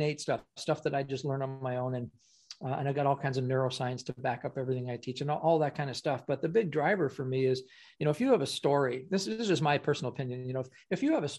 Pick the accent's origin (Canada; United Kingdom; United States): Canada; Ottawa, Ontario; I'm from Canada